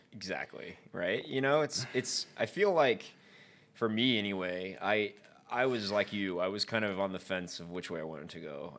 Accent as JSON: {"language": "English", "region": "the South", "country": "United States", "tie": "born or raised there", "said": "growing up in the South"}